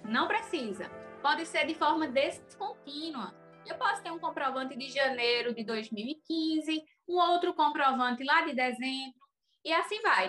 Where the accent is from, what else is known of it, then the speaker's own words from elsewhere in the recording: Floresta, Pernambuco, Brazil; now in Petrolina, Brazil; Sou florestana, sou natural de Floresta, Pernambuco. Vim residir aqui em Petrolina.